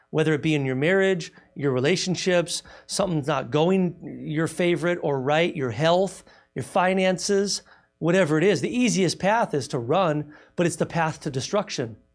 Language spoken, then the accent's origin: English; United States; I'm American.